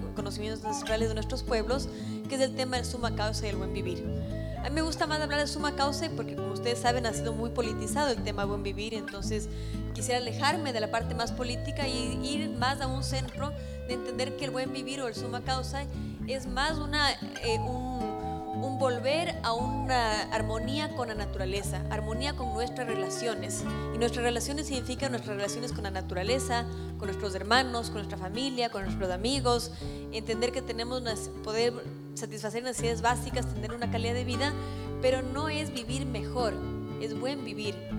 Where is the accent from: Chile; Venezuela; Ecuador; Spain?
Ecuador; nosotros como ecuatorianos